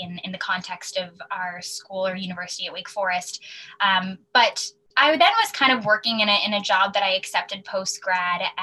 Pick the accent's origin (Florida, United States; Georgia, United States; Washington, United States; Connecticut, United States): Connecticut, United States; Wilton; now in New York, United States; I'm originally from Wilton, Connecticut. I now live in New York